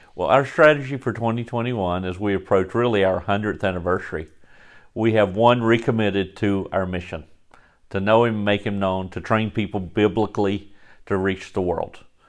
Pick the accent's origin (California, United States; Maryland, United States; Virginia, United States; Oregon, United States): Virginia, United States; Galax; moved away as an adult; also born or lived in Florida; born and raised in Galax, Virginia